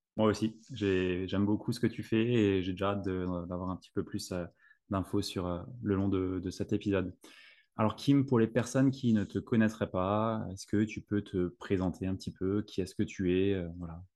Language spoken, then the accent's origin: French; Alsace, Grand Est, France; je suis alsacien